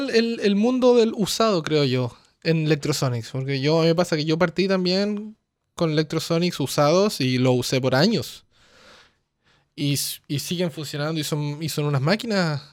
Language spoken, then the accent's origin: Spanish; Chile; moved away; yo soy de Chile, pero no vivo en Chile hace muchos años